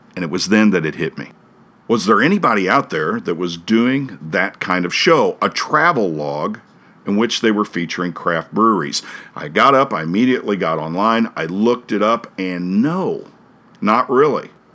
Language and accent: English; Hannibal, Missouri, United States; I grew up in Hannibal. We said Missouri when I was growing up.